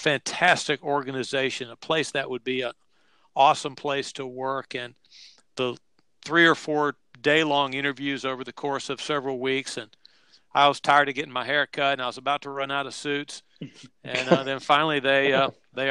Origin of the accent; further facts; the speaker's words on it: Chapel Hill, North Carolina, United States; I love Chapel Hill. That's my hometown. That's where I grew up